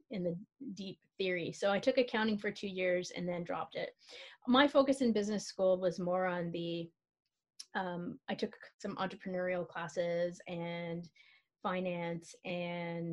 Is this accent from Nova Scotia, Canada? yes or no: no; Ottawa, Ontario, Canada; I'm born and bred Ottawa Valley